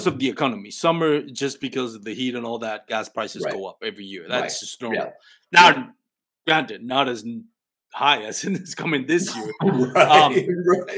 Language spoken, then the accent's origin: English; Puerto Rico; now in Texas, United States; I'm an adopted Texan. I'm a Texan Puerto Rican.